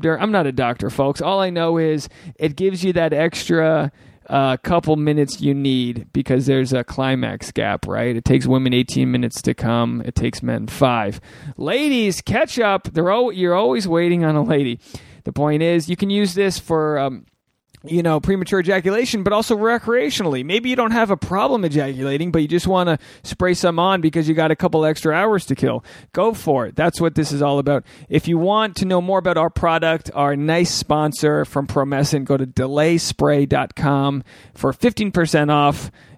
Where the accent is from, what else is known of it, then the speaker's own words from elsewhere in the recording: New England, United States; I'm a New England guy.